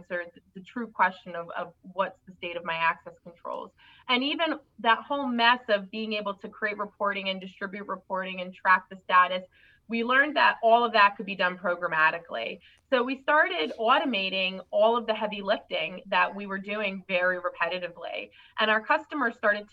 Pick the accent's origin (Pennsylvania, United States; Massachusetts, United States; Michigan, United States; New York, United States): New York, United States; I'm a New Yorker.